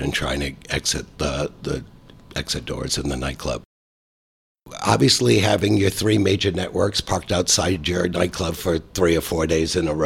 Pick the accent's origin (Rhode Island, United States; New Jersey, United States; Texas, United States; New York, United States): Rhode Island, United States; moved away as an adult; also born or lived in Florida / Atlanta / California; now in St. Petersburg, United States; I was born and raised in Rhode Island. I left there when I was 18 years of age